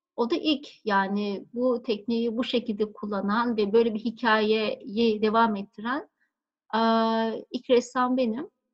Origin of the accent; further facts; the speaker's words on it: Bozcaada, Çanakkale, Turkey; moved away; also born or lived in Istanbul / La Réunion; Ben Bozcaada'da doğdum. E, benim doğduğum zamanlar yani benim yaşadığım çocukluğum geçtiği zamanlar böyle Bozcaada e, çok böyle minik sakin bir kasabaydı.